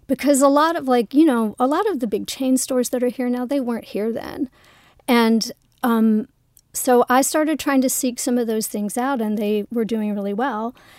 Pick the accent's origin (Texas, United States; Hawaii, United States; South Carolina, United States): South Carolina, United States; also born or lived in Los Angeles; now in Toronto, Canada; I'm from South Carolina. I was born and raised there.